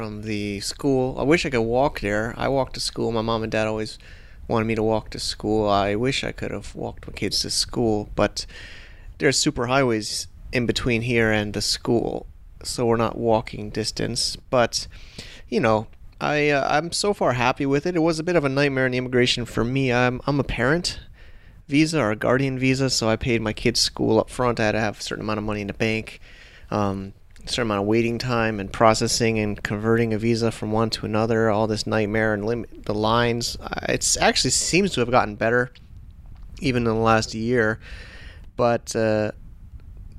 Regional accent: United States; also born or lived in Hong Kong; now in Chiang Mai, Thailand; I could have moved back to America. I'm an American

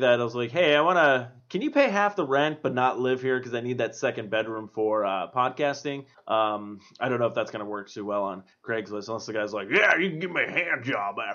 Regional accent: East Coast, United States; moved away; I am from the East Coast as well

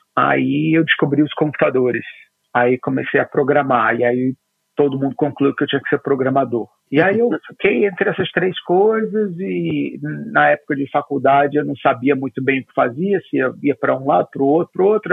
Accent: Rio de Janeiro, Brazil; eu sou carioca, fui criado na fronteira entre Ipanema e Copacabana, ali no Arpoador, no Rio de Janeiro

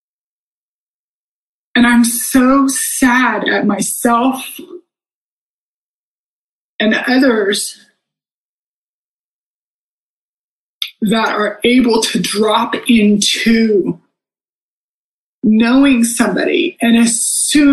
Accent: Texas, United States; I grew up in Texas

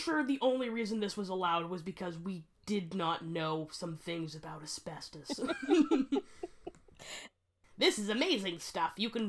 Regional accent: United States; We're American.

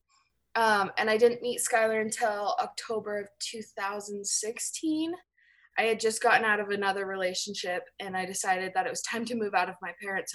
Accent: Orem, Utah, United States; also born or lived in Carlsbad, California; So I am from Orem, Utah.

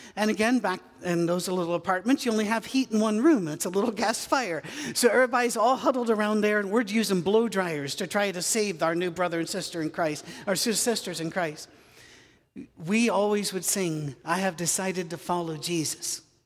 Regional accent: United Kingdom; I'm British.

